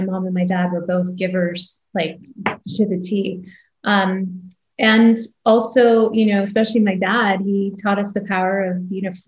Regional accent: Canada; moved away as an adult; also born or lived in Toronto, Canada; now in United States; grew up in Canada and I'm daughter of immigrants.

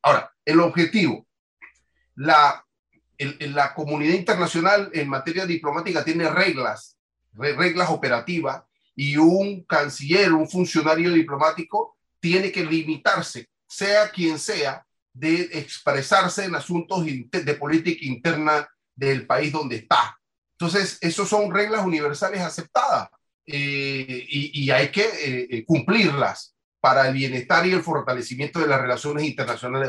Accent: Panama; esa libertad que nosotros tenemos como panameños

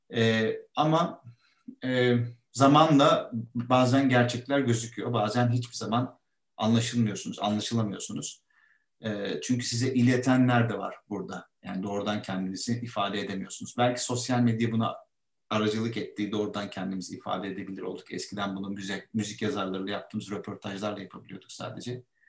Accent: İzmit, Kocaeli, Turkey; moved away as an adult; now in Istanbul, Turkey; İzmit'ten orada büyüdük. Burada İstanbul'da okulları okuduk

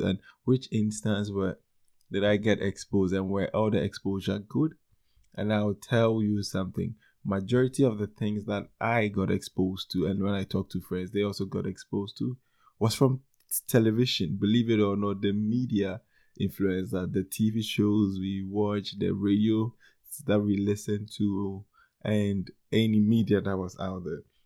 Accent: Ghana; Ghana, my home country in West Africa

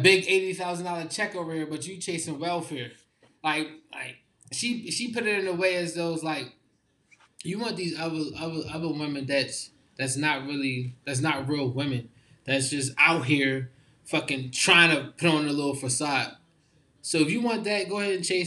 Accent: Philadelphia, Pennsylvania, United States; I'm from Philly

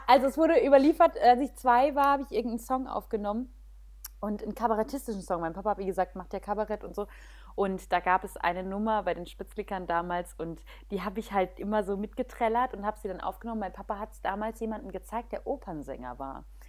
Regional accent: Weinheim, Baden-Württemberg, Germany; moved away; Ich bin aufgewachsen in Weinheim. Also dort Schön. auch geboren und aufgewachsen

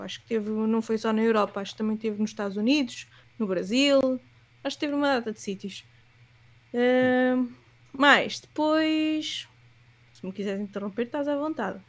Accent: Leiria, Centro, Portugal; moved away as an adult; also born or lived in Southampton; now in Lisbon, Portugal; eu sou de Leiria

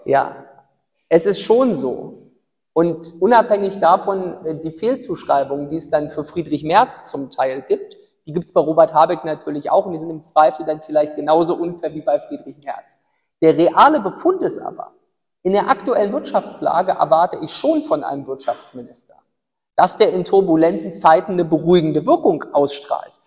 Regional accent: Ueckermünde, Mecklenburg-Vorpommern, Germany; also born or lived in Greifswald; Öckermünde, ja meine Heimatstadt.

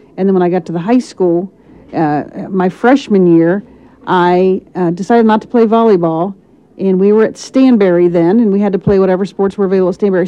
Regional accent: Lancaster, Ohio, United States; I am from Lancaster, Ohio, born and raised

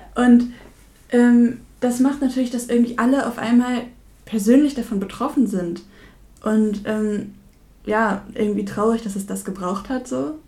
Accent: Verl, North Rhine-Westphalia, Germany; ich komme ja selber aus dem Kreis Gütersloh, aus Ferl

